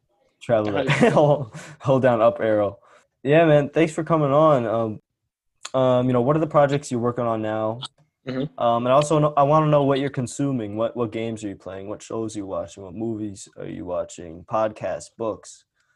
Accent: New York suburbs, United States; I love New York. I mean, I'm from the suburbs

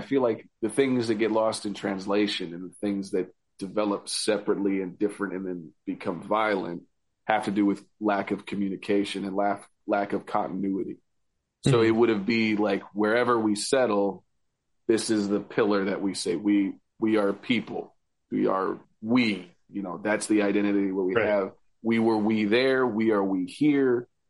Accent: Colorado, United States; also born or lived in Arizona / California; now in Oregon, United States; Because, I mean, my dad was in the Marine Corps. So I was born in Arizona. We moved to California, and I moved to Colorado in second grade. So I have a big kind of like new kid in town complex.

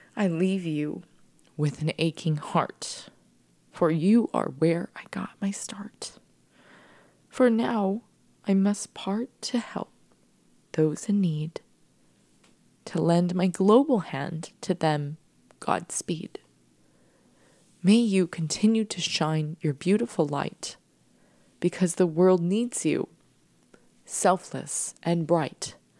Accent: San Diego, California, United States; moved away as an adult; also born or lived in Florida / New York City; I came from San Diego

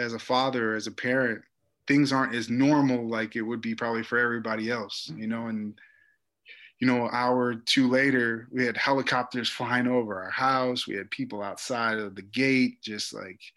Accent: Chicago, Illinois, United States; moved away as an adult; also born or lived in Miami

